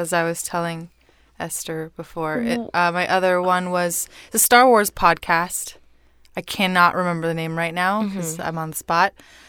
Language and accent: English; Mexico; first language Spanish; English is a second language; I'm Mexican.